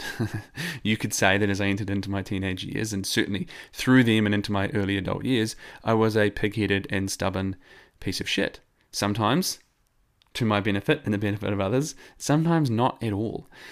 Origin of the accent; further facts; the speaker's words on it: New Zealand; accent: New Zealand; I am a New Zealander